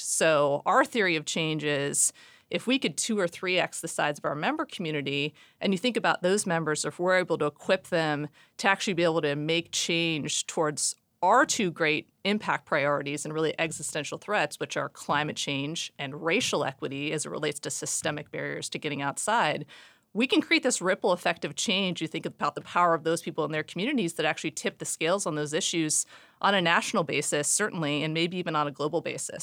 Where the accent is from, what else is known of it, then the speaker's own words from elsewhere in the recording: Seattle, Washington, United States; born and raised in Seattle